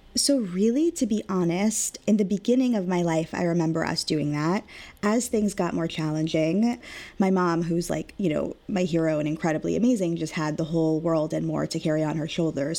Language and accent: English; Long Beach, California, United States; I was raised, born and raised in Long Beach, California